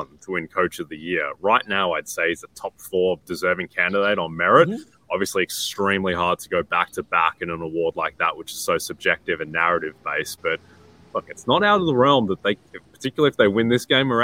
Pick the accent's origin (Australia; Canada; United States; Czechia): Australia; as an Australian guy